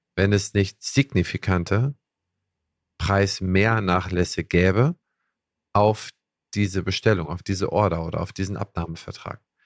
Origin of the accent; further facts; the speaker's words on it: Schleswig-Holstein, Germany; ich als Holsteiner